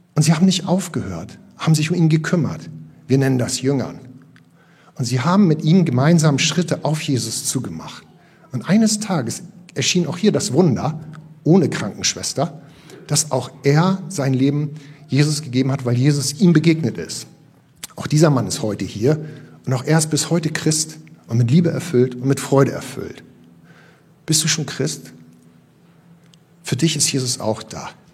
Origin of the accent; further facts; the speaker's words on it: Northern Germany, Germany; Wir sind ja hier äh, richtig als norddeutsche Fischköppe